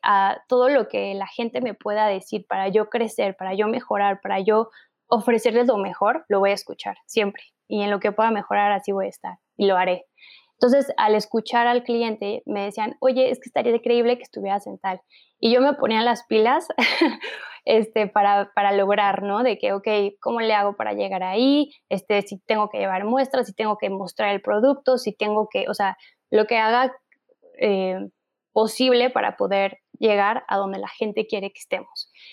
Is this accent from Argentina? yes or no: no; Mexico; nuestro país de donde somos, ¿no? Que es México